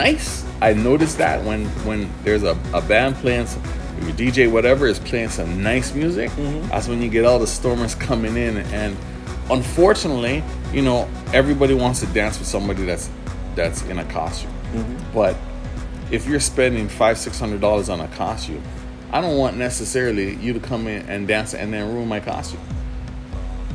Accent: Antigua & Barbuda; moved away; back in Antigua, I'm from Antigua

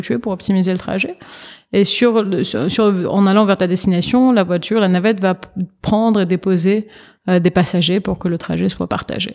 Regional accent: Paris, Île-de-France, France; moved away as an adult; now in New York, United States; je suis née, j'ai été élevée à Paris en France.

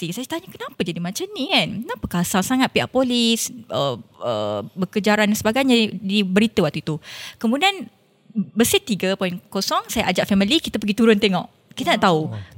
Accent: Perak, Malaysia; Ya, yeah, saya orang Perak proud. Perak.

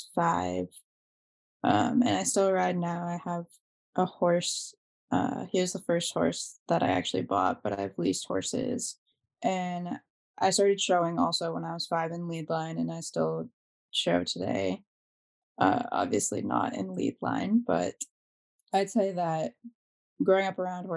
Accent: Hardwick, Massachusetts, United States; I'm a pre-veterinary student, but I grew up in Hardwick. I've lived there my whole life in the same house

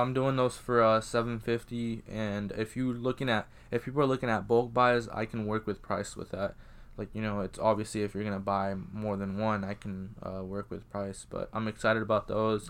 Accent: Iowa, United States; also born or lived in Georgia; being from Iowa, it's, well, I was, I, I was born in Georgia, but, like, you know, growing up here

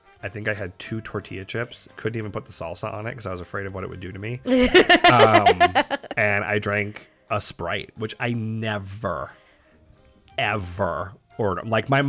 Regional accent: East Coast, United States; moved away; Because we're from the East Coast.

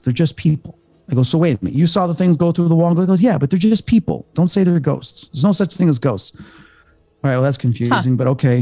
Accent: Chicago, Illinois, United States; I'm from Chicago

